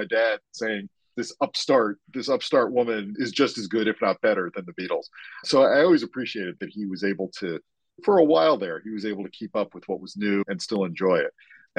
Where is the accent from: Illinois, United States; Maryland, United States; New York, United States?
Maryland, United States; Sure. I grew up just outside Baltimore, Maryland.